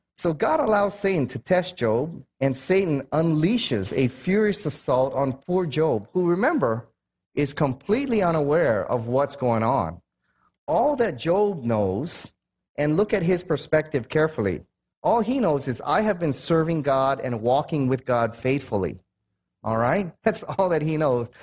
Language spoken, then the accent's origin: English; United States; I'm American